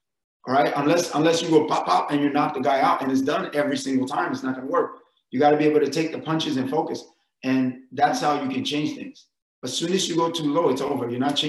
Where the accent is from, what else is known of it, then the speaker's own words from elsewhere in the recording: New York, United States; I mean, if you go and growing up in New York, we have fire hydrants.